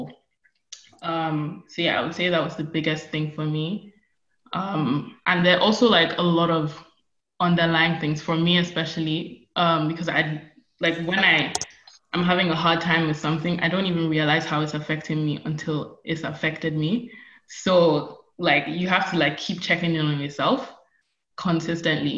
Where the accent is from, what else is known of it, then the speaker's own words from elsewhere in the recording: Nigeria; moved away as an adult; I'm an international student, which means when I started, I was coming from Nigeria